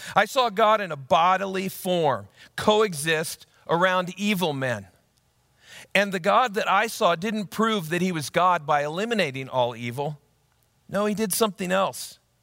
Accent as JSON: {"language": "English", "town": "Ankeny", "region": "Iowa", "country": "United States", "tie": "born or raised there", "said": "my hometown of Ankeny, Iowa"}